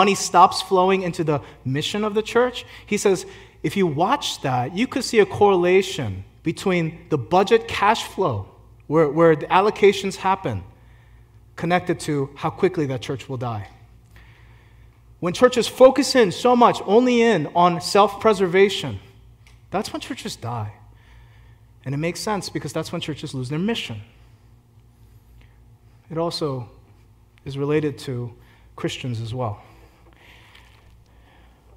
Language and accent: English; Philadelphia, Pennsylvania, United States; I grew up in Philly